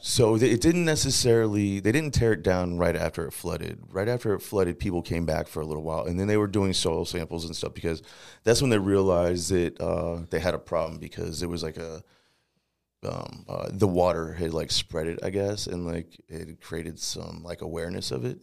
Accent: St. Louis, Missouri, United States; also born or lived in Times Beach, Missouri; I was actually born here in Saint Louis

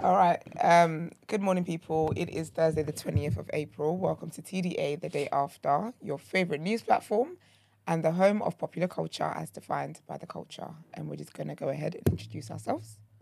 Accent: Nigeria; I'm not Caribbean. I'm African, I'm Nigerian.

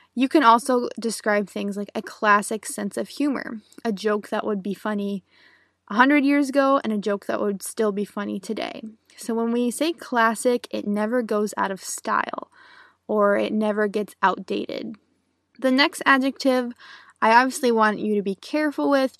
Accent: United States; I'm an American English teacher

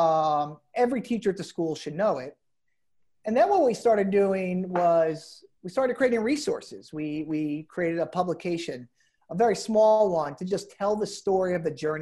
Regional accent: New Jersey, United States; I'm from New Jersey

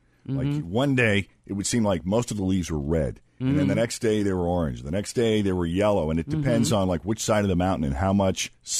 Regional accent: New England, United States; moved away as an adult; now in Ohio, United States; because I'm from New England, I was able to eat clam chowder every day

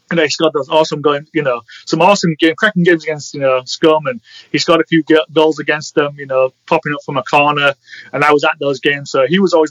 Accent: Leeds, Yorkshire and the Humber, United Kingdom; grew up, you know, born and raised in Leeds.

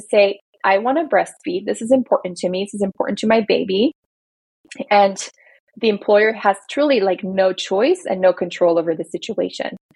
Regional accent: Belgium; now in United States; I grew up in Belgium where like all parents get money from the government just for being parents

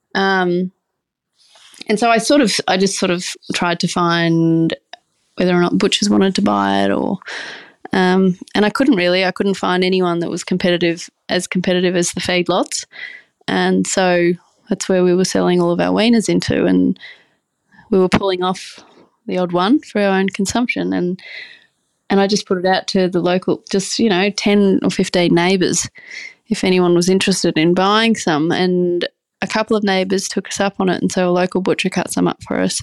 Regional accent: Brisbane, Queensland, Australia; moved away as an adult; I'm from the city, I'm from Brisbane

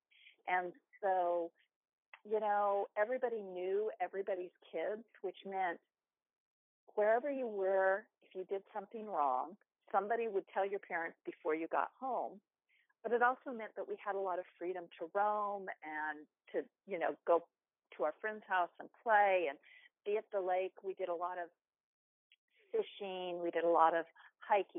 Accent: Southern California, United States; I grew up in the mountains in Southern California

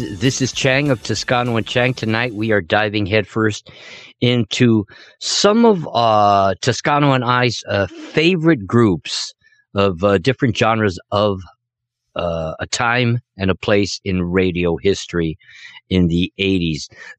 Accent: Los Angeles, California, United States; moved away; my beloved home in Los Angeles, California

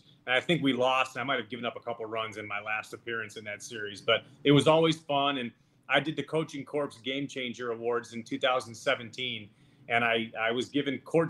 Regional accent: Chicago, Illinois, United States; I grew up in Chicago. That's where I am right now.

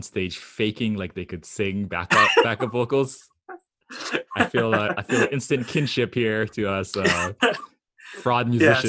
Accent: Hawaii, United States; Because I'm from Hawaii and I'm an idiot. I don't know how to pronounce anything other than Japanese names and Hawaiian names.

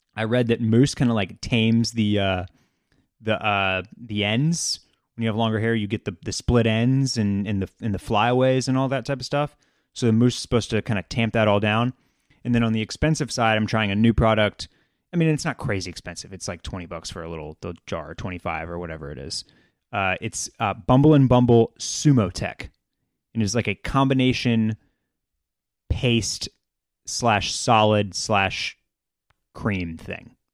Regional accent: Texas, United States; we're from Texas

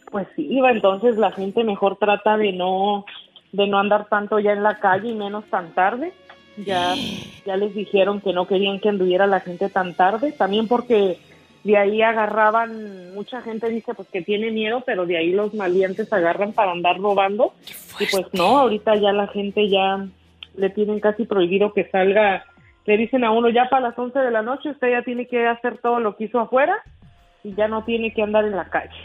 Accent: Nuevo Ideal, Durango, Mexico; now in Ruidoso, United States; nos llevaron a Nuevo Ideal, o sea que yo soy de ahí de un pueblillo, de un ranchillo

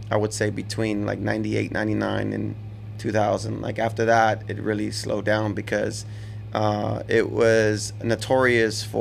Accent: Houston, Texas, United States; also born or lived in Monterrey, Mexico; I was born in Monterrey, but I've lived in Houston my entire life. My family had a house out there

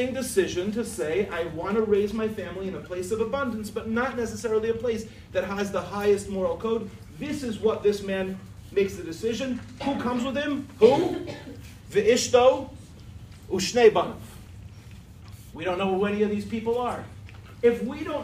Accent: Lawrence, New York, United States; also born or lived in Far Rockaway, New York; I grew up in Lawrence

